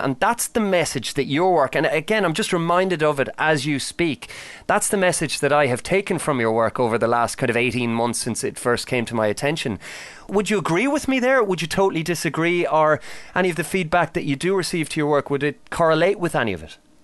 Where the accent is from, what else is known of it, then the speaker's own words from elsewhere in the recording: Ireland; the old Celtic myths that I would have been familiar with growing up in Ireland